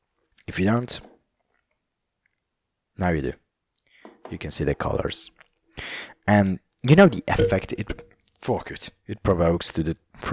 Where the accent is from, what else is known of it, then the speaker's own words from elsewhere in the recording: Liverpool, North West England, United Kingdom; It's like this British pronunciation, which comes out sometimes, like from the north. I'm from Liverpool, you know. I'm from Liverpool, yes.